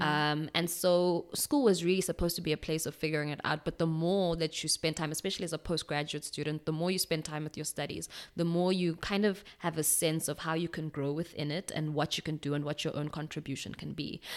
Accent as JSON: {"language": "English", "town": "Pretoria", "region": "Gauteng", "country": "South Africa", "tie": "born or raised there", "also_born_or_lived": "Stockholm, Sweden", "said": "my parents came back to, um, the country. We lived in Pretoria for a while"}